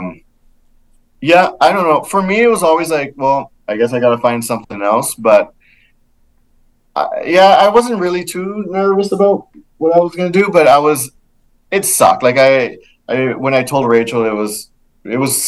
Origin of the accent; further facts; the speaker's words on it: Laredo, Texas, United States; moved away as an adult; my hometown of Laredo